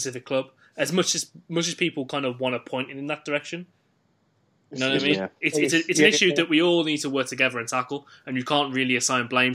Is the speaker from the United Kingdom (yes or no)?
yes; Wolverhampton, West Midlands, United Kingdom; me being from Wolverhampton